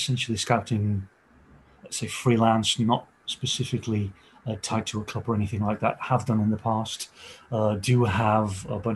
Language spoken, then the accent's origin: English; The Hague, South Holland, Netherlands; I am from the Netherlands. I'm born and raised in The Hague or Den Haag.